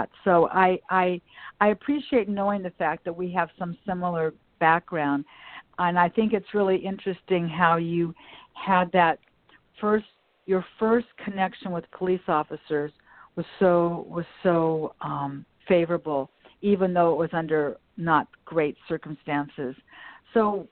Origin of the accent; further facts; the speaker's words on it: Los Angeles, California, United States; the part of Westchester that I grew up in, Ken, was Manchester Square